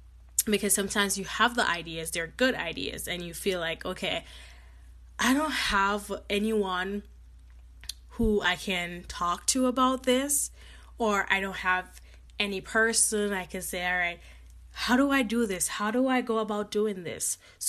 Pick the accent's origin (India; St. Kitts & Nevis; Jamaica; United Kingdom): Jamaica; You know, I grew up in Jamaica, and I always see my mom, like, doing, you know, when she worked at the post office